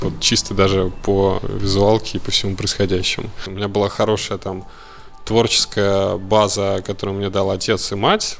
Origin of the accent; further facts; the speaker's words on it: Moscow, Russia; я москвич. Э, хм. Вот не знаю, в каком поколении, блядь, но москвич